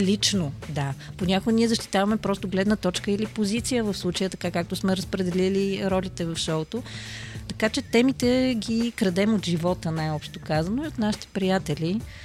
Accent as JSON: {"language": "Bulgarian", "town": "Pernik", "region": "Pernik Province", "country": "Bulgaria", "said": "аз съм от Перник"}